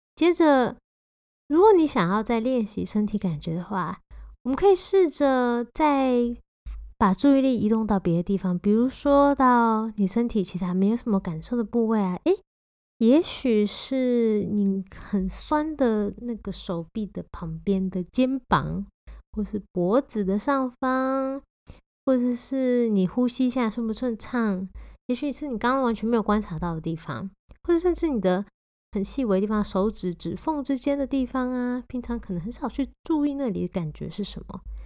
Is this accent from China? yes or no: no; Taiwan; 我自己是身为土生土长的台湾人，从小吃着各种酱汁长大